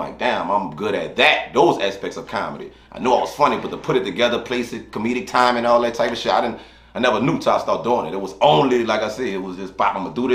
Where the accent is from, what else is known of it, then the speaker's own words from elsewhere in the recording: New Orleans, Louisiana, United States; I'm from New Orleans, born and raised. Born, grew up mostly in the Ninth Ward, moved to the East